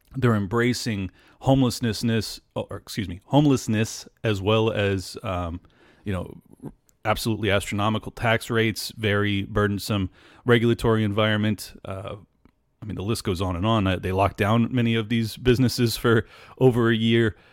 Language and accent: English; San Diego, California, United States; moved away; I was born and raised in California, in San Diego